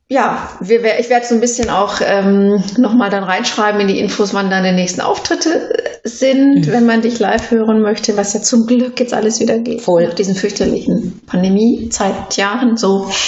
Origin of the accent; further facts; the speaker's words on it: Ruhr area, North Rhine-Westphalia, Germany; ich bin im Ruhrgebiet aufgewachsen